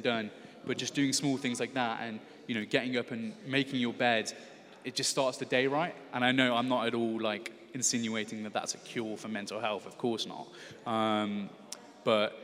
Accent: Stourbridge, West Midlands, United Kingdom; moved away as an adult; also born or lived in London / Huddersfield; I'm actually from Stourbridge, which is just outside of Birmingham

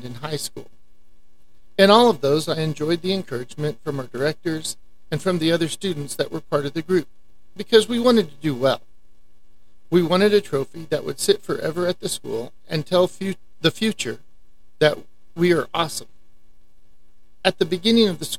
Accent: Amarillo, Texas, United States; I was raised in Amarillo, Texas, and still live here

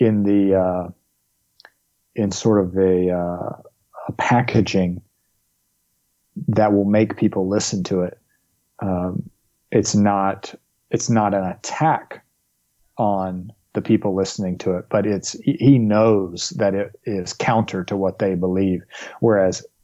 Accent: the South, United States; growing up in the South

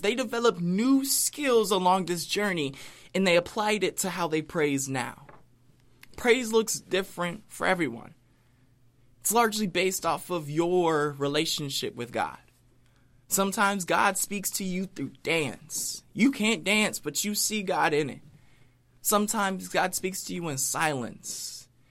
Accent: United States; being an American

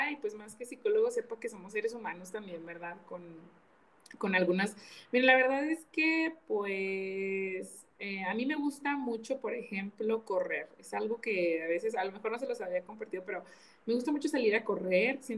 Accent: Mexico; Me encantan los taquitos como buena mexicana, me gustan mucho.

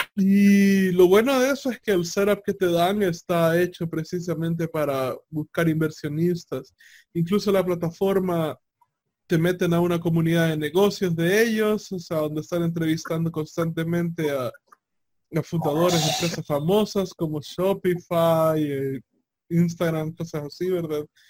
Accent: El Salvador

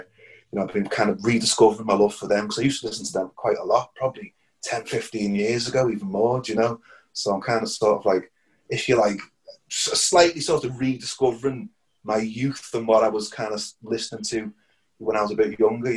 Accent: Liverpool, North West England, United Kingdom; moved away as an adult; also born or lived in Ireland; now in Tombrack, County Wexford, Ireland; I'm Liverpool Irish, like, you know, so all my life I was always back and forth between Liverpool and Ireland

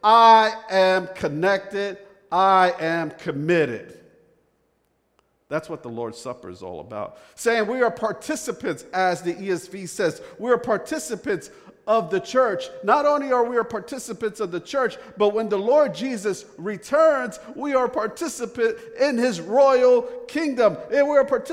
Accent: Northeast, United States; now in the South, United States; I'm from the Northeast. I don't know if you could pick that up from my accent

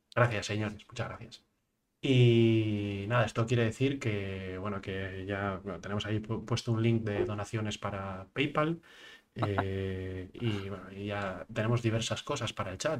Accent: Asturias, Spain; also born or lived in United Kingdom; Yo como asturiano

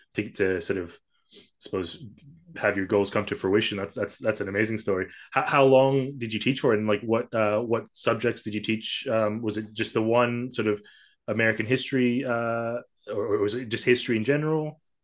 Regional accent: Kuala Lumpur, Malaysia; I grew up in Kuala Lumpur, sort of this you know metropolitan, uh, sprawling urban jungle

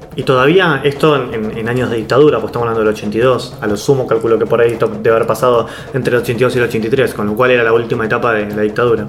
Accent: Buenos Aires, Argentina; tres porteños grabando un febrero de 2021 en pandemia COVID, un podcast sobre murga uruguaya en Buenos Aires

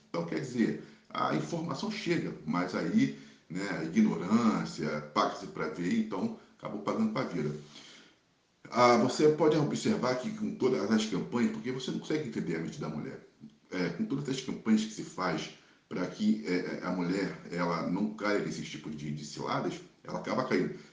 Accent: Brazil; Eu, como brasileiro

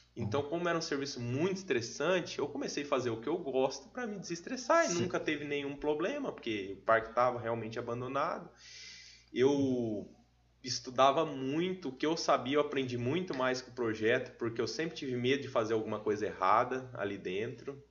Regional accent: São Jorge, Brazil; also born or lived in Ivatuba; eu nasci em Vatuba, mas até os oito eu morei em São Jorge, nunca morei em Vatuba

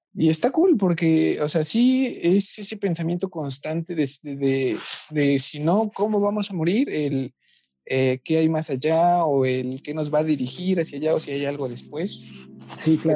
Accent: Mexico; somos mexicanos

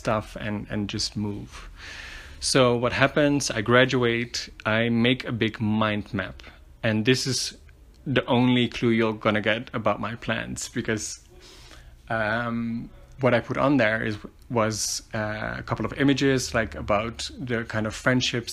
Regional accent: Netherlands; moved away as an adult; now in Medellin, Colombia; I was born and raised in the Netherlands. I've lived there for most of my life.

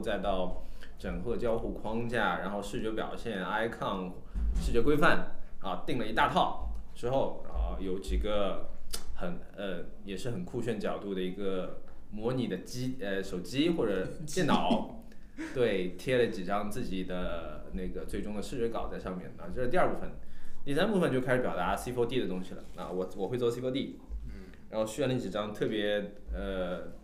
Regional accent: Shanghai, China; 我是我们国际设计一组唯一的上海人

